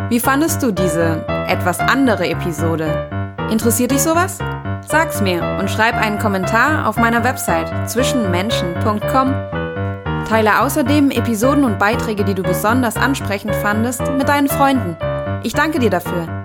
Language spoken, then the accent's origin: German; Germany; Aber ich bin hier aufgewachsen und ja, es ist auch irgendwie meine Heimat.